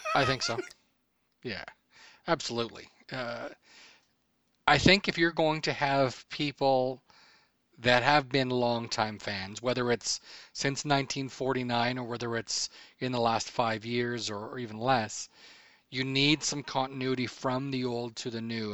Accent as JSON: {"language": "English", "town": "Edmonton", "region": "Alberta", "country": "Canada", "tie": "born or raised there", "also_born_or_lived": "Medicine Hat, Alberta", "said": "we moved from Medicine Hat, where I was born, up to Edmondson, where my mom's brother worked"}